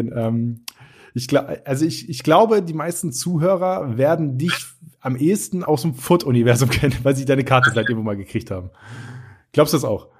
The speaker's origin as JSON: {"language": "German", "region": "Northern Germany", "country": "Germany", "tie": "born or raised there", "moved": "yes", "said": "ich komme ja aus Norddeutschland gebürtig"}